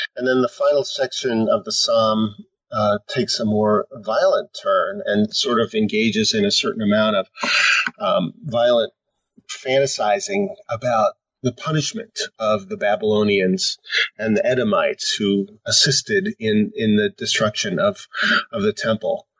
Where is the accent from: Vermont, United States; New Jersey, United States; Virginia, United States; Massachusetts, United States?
New Jersey, United States; Tenafly; born or raised there; moved away as an adult; also born or lived in Pennsylvania / Washington, D.C. / Connecticut; now in Michigan, United States